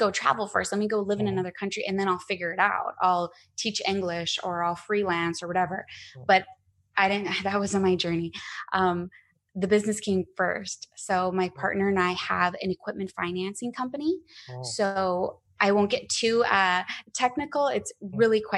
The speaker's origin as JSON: {"language": "English", "region": "Arizona", "country": "United States", "also_born_or_lived": "Scottsdale, Arizona / San Diego", "moved": "as an adult", "said": "I'm from Arizona and I was living in Scottsdale"}